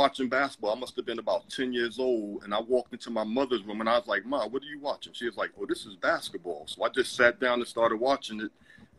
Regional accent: New York City, New York, United States; I grew up in Brownsville, Howard Houses.

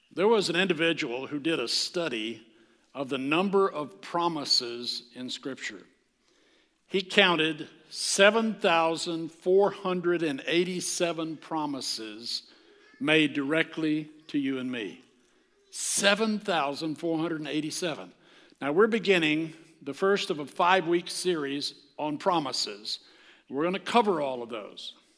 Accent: the South, United States; I am from the South, God's country

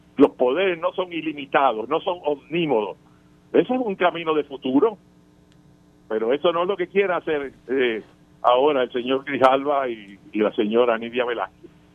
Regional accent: Puerto Rico; Nosotros los ciudadanos americanos, que nacimos en Puerto Rico y nacimos ciudadanos americanos

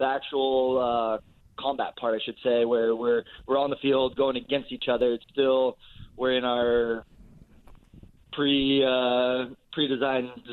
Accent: Danville, California, United States; Born and raised in Danville and then went to De La Salle

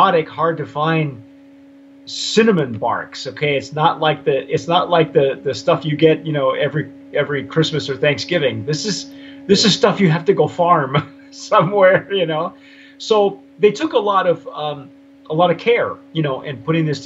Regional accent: Southern California, United States; I'm a city kid. I was born in Southern California

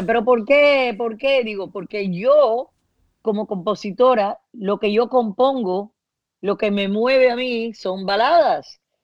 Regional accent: Miami, Florida, United States; yo me crié en Estados Unidos

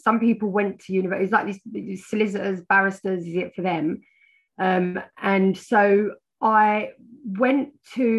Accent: London, United Kingdom; I was raised in North London on the borders of Hertfordshire.

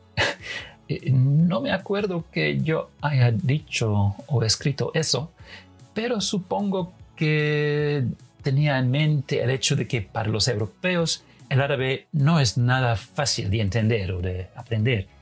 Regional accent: Netherlands; Spanish is a second language; yo como holandés

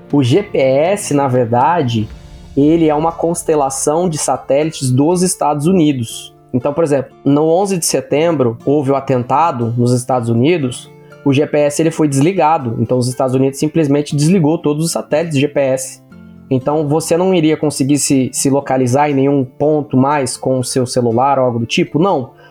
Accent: Pirapozinho, São Paulo, Brazil; eu sou da cidade de Pirapozinho, São Paulo, interior de São Paulo

